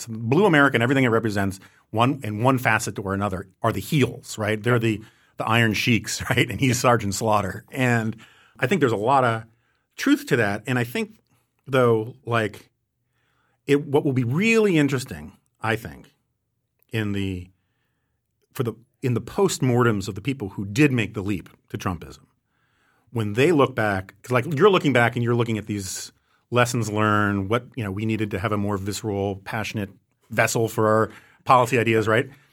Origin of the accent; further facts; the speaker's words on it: New York City, New York, United States; as a New Yorker